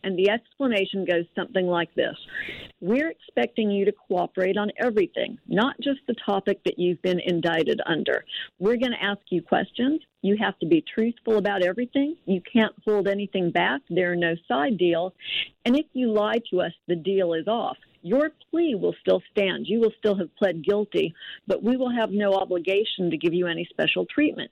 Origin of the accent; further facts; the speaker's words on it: North Alabama, United States; I'm actually from North Alabama